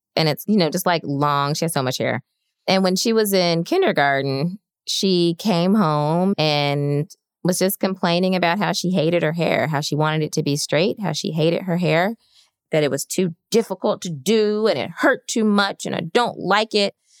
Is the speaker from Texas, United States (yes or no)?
no; Birmingham, Alabama, United States; moved away as an adult; I grew up in Birmingham, Alabama